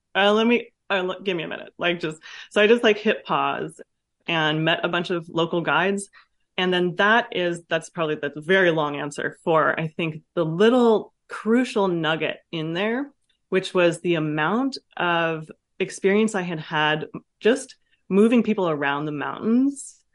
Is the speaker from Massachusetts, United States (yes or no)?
no; Vallejo, California, United States; also born or lived in France; I grew up in Vallejo, Ca, in California, in the city, um, with a single mom